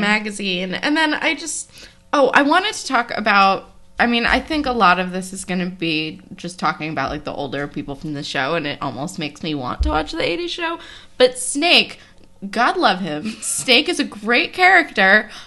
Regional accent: East Coast, United States; I am Jewish and from the East Coast, and that's what we do here

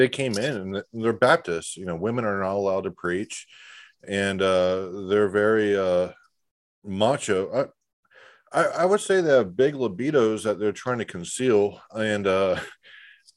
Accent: Florida, United States; now in Texas, United States; I live in Texas. I was born in Florida. You know, I spent a lot of time in the South

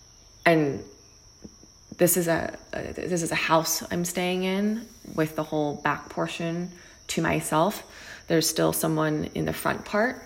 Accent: New Jersey, United States; moved away as an adult; also born or lived in New York / Los Angeles; growing up in New Jersey with my family, older brother, younger sister

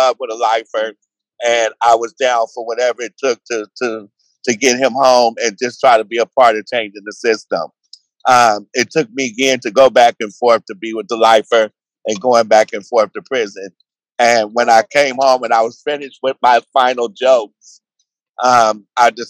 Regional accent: San Francisco, California, United States; I'm from San Francisco in the Bay Area.

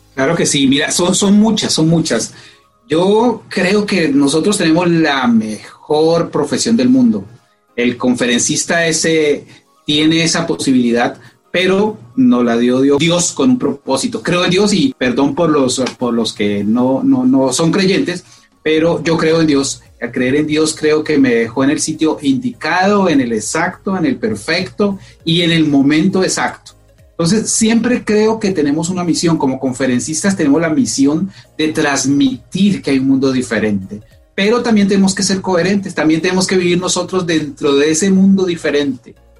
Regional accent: Colombia; moved away as an adult; now in United States; soy, soy colombiano, soy colombiano

